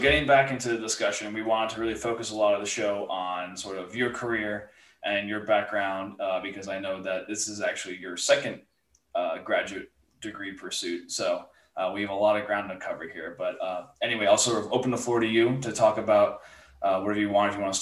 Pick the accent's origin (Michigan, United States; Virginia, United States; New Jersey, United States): New Jersey, United States; I'm from New Jersey